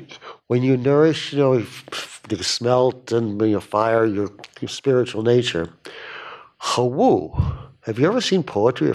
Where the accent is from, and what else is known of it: Arkansas, United States